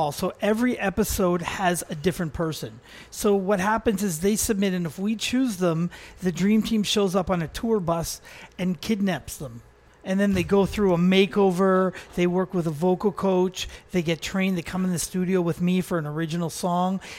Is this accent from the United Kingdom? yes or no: no; North Vancouver, British Columbia, Canada; also born or lived in New York / Los Angeles; I was born and raised on the North Shore of Vancouver.